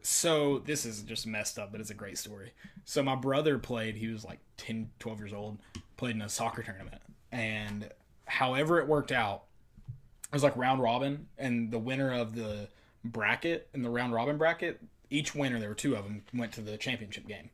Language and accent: English; Knoxville, Tennessee, United States; We are from Knoxville, both of us